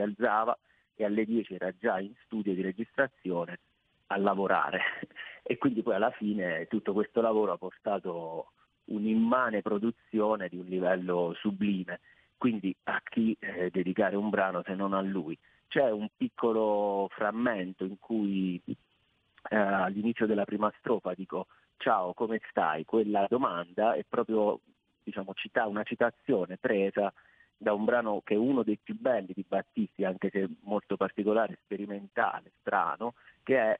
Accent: Abruzzo, Italy; dalle mie parti, che io sono in Abruzzo

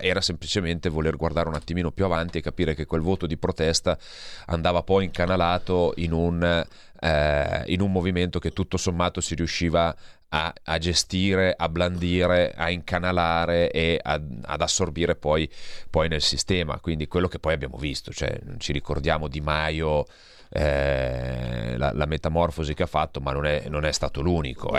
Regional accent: Verbano-Cusio-Ossola, Piedmont, Italy; vengo da una piccola provincia, eh, del Piemonte, vengo dal Verbano Cusio Ossola

